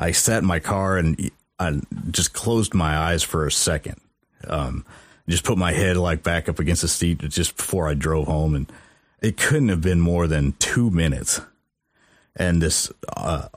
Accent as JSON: {"language": "English", "town": "Mexico", "region": "Missouri", "country": "United States", "tie": "born or raised there", "said": "I don't think I've ever really been exposed to, I guess, the dark side of my hometown."}